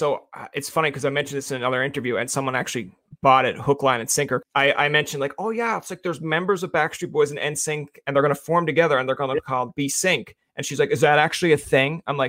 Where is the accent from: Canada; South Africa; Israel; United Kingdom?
Canada; Newfoundland and Labrador; moved away as an adult; now in Ottawa, Canada; I'm a Newfoundlander.